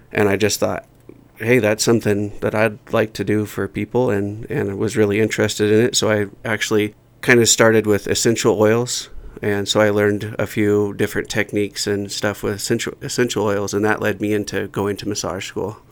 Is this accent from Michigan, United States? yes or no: no; Oregon, United States; moved away as an adult; also born or lived in Alaska; now in Jackson, United States; I grew up in a small town in, in Oregon